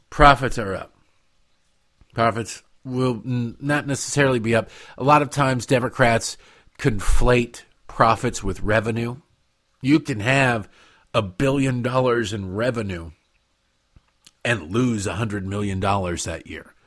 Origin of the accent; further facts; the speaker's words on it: Detroit, Michigan, United States; moved away; where I grew up in Detroit